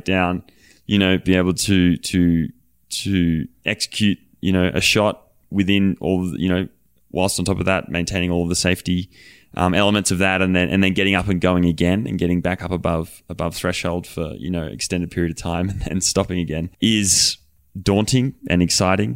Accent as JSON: {"language": "English", "country": "Australia", "also_born_or_lived": "Colorado", "moved": "yes", "said": "I'm Aussie"}